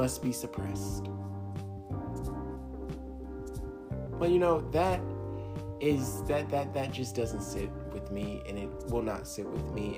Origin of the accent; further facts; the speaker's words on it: United States; I'm African American